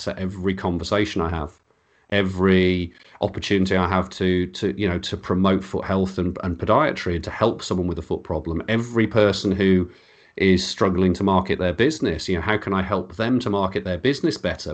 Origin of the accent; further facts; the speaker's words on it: Birmingham, West Midlands, United Kingdom; accent: Birmingham; I sound like I'm from Birmingham